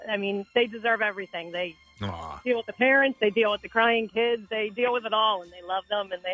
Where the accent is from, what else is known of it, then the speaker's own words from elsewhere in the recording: Delaware County, Pennsylvania, United States; Born and raised in Delco.